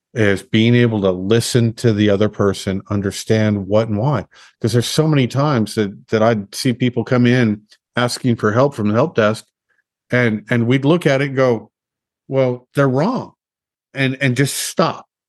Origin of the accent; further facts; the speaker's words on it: Los Alamos, New Mexico, United States; growing up in Los Alamos